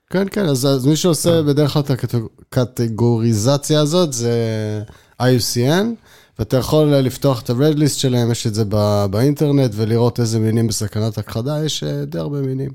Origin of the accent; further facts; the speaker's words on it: Haifa, Haifa District, Israel; אני חיפאי במקור, ותמיד הים היה בשבילנו, כבר בילדות היה בשבילנו מקום שהיינו הולכים אליו המון